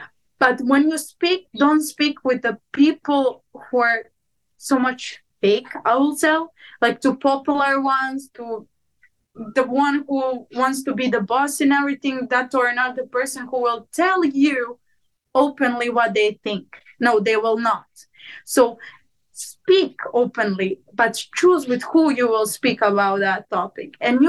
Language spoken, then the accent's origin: English; Montenegro; accent: Serbian; English is a second language; I go, they don't know where I came from, because I don't even speak like a Montenegrin. I speak like I'm from Serbia.